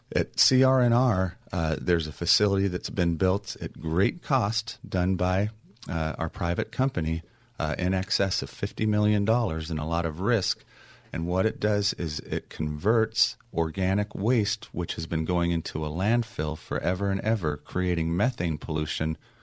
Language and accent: English; Long Beach, California, United States; my hometown of Long Beach